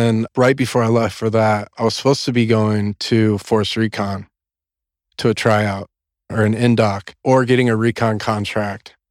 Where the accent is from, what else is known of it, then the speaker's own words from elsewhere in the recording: Corpus Christi, Texas, United States; I grew up in South Texas, in Corpus Christi, Texas, and it's down on the coast